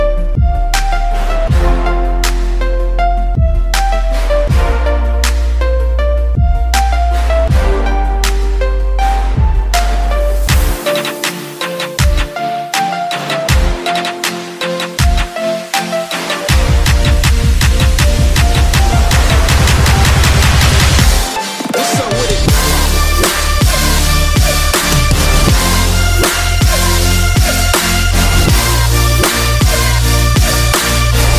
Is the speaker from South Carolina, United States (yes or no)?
yes; North Augusta, South Carolina, United States; I grew up in North Augusta